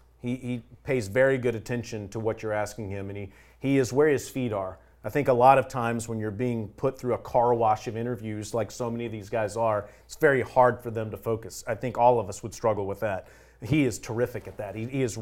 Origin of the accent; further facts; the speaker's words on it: Mobile, Alabama, United States; being from Mobile, Alabama